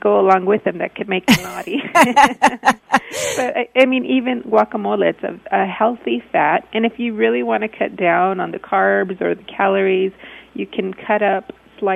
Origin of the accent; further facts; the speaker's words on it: El Paso, Texas, United States; also born or lived in Austin / San Antonio; we're from El Paso